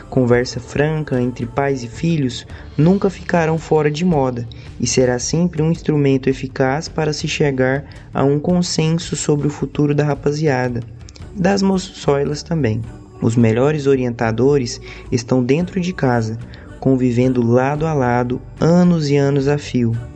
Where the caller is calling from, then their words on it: Goiânia, Goiás, Brazil; eu falo de Goiânia